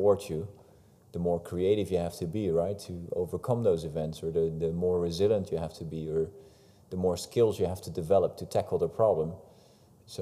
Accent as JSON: {"language": "English", "country": "Netherlands", "said": "the Calvinistic background we have in the country"}